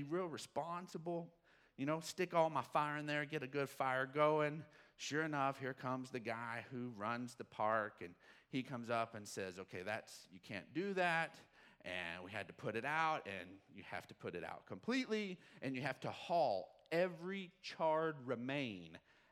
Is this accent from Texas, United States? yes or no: yes; Odessa, Texas, United States; I grew up in Odessa, Texas